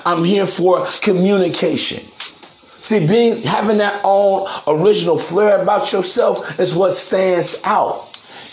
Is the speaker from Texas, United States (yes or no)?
no; East Chicago, Indiana, United States; where I come from, man, Chicago, in the Midwest, I'm actually from East Chicago, Indiana, Harborside